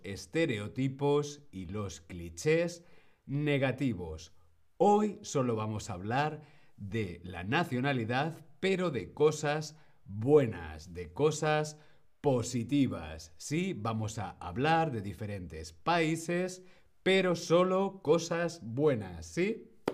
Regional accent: Spain; Mi nacionalidad es español. Yo soy español.

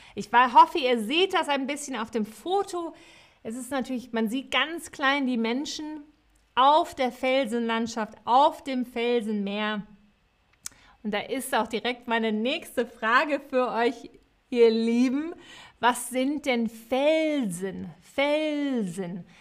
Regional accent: Cologne, North Rhine-Westphalia, Germany; ich komme aus Köln

